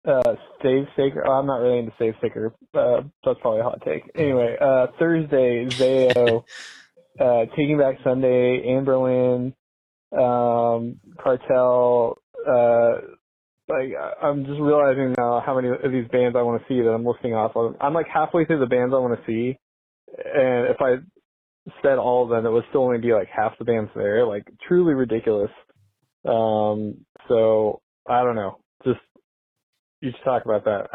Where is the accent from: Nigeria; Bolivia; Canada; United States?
United States; McPherson, Kansas; I'm from McPherson, Kansas